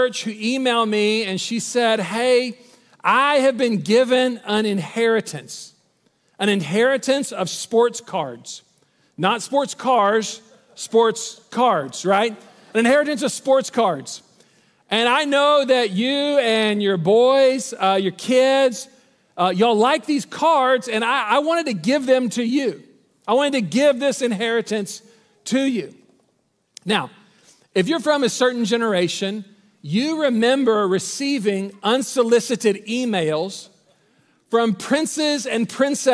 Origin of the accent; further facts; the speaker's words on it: Waco, Texas, United States; moved away as an adult; also born or lived in Dallas; We're both from Waco, and we are moving back to Waco in this season